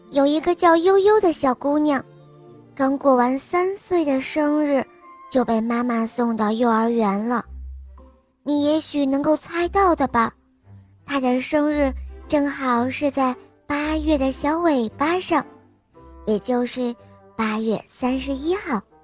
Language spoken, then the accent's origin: Chinese; Dalian, Liaoning, China; 我今年七岁了，我来自美丽的海滨大连